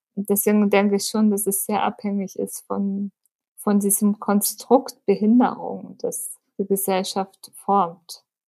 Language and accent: German; Munich, Bavaria, Germany; Ich bin in München geboren, lebe seit zwei Jahren in meiner eigenen Wohnung